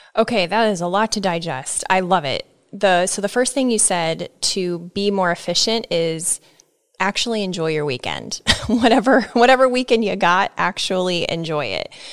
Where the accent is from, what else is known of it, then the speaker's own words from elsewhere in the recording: Nebraska, United States; I'm from Nebraska